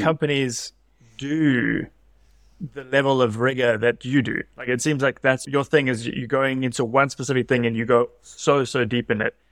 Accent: South Africa; I'm South African

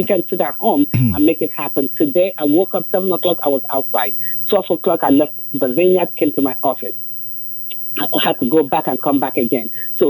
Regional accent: England, United Kingdom; moved away as an adult; also born or lived in Africa; now in United States; This is that chick from Africa. Grew up in England, now living in the States.

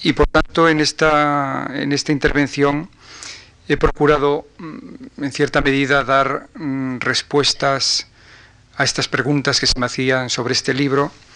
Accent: Galician-Leonese mountains, northwest Spain, Spain; los montes galaico-leoneses de mi tierra, del noroeste

